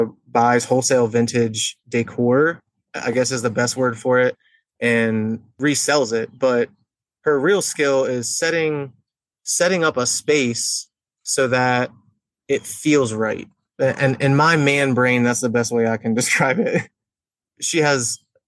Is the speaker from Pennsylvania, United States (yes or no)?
yes; York, Pennsylvania, United States; I've been in York, Pennsylvania my whole entire life.